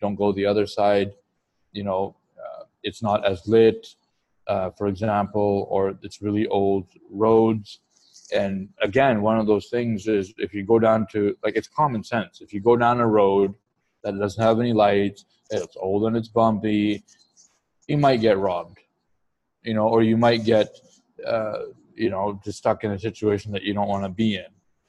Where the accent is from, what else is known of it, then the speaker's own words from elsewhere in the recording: Pakistan; Like, again, I can't relate because me being Pakistani, me speaking the language and being adaptable